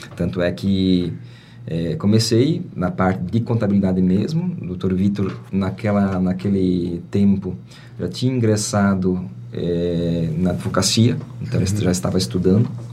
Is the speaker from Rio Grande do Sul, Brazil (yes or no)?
no; Presidente Getúlio, Santa Catarina, Brazil; me criei praticamente no Ribeirão Uru, uma localidade aqui próxima